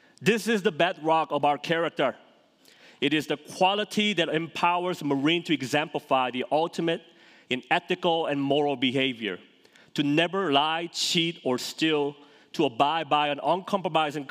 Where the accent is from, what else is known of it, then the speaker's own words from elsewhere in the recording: South Korea; moved away; I grew up in Korea, South Korea.